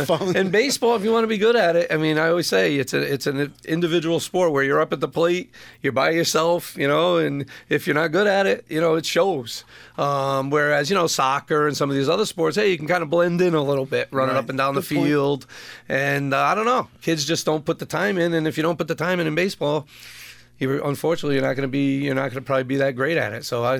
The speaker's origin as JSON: {"language": "English", "town": "Willimantic", "region": "Connecticut", "country": "United States", "tie": "born or raised there", "said": "I've been born and bred in Wyndham, Willimantic. We grew up in North Wyndham."}